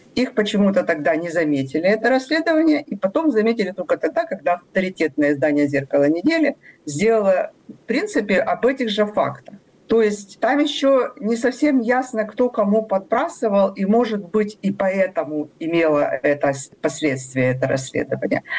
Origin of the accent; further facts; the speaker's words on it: Vladivostok, Primorsky Krai, Russia; now in Ukraine; я родилась в Владивостоке